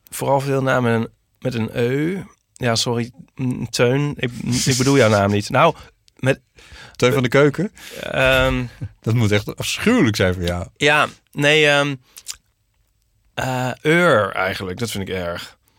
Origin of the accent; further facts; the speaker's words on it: Germany; mijn zusje en ik, met het, als, Duitse, als Duitsers Franse woorden, dan kunnen we ook niet tegen.